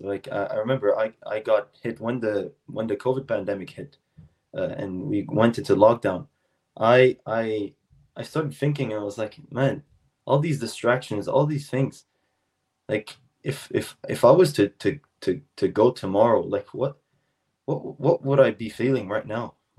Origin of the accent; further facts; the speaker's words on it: South Shore of Montreal, Quebec, Canada; I'm from the South Shore of Montreal